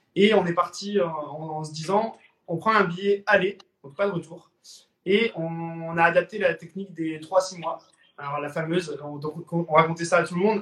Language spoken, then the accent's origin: French; Lille, Hauts-de-France, France; moved away as an adult; now in French Polynesia; je suis originaire de Lille, dans le Nord